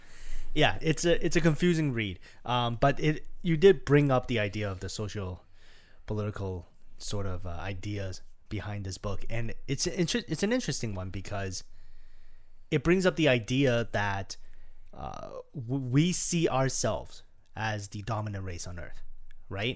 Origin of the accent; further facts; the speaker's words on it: Toronto, Ontario, Canada; we're from Canada, we're from Toronto